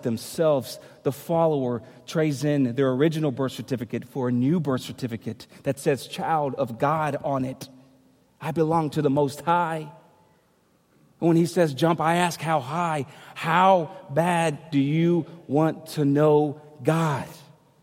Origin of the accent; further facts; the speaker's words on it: United States; I'm American